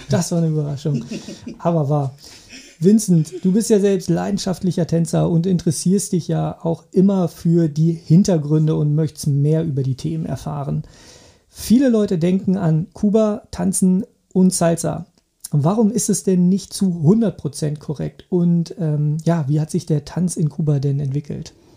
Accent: Germany; bei uns in Deutschland

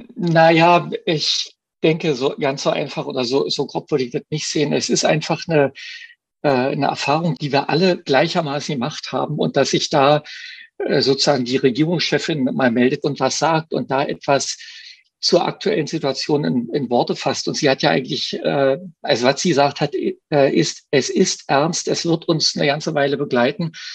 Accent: East Germany, Germany; ich bin ja Ostdeutscher

